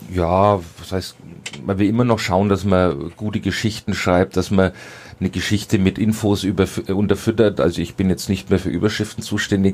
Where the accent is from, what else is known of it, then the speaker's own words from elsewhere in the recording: Heroldsberg, Bavaria, Germany; ich komme aus Heroldsberg